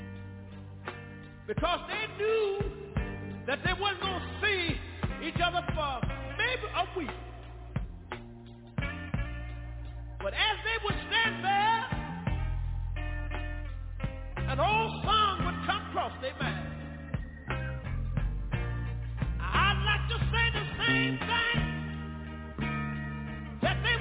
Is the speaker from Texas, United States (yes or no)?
yes; Tyler, Texas, United States; also born or lived in Galilee, Texas; I was born in a little community about 13 miles from Tyler. In a little community that was called Galilee.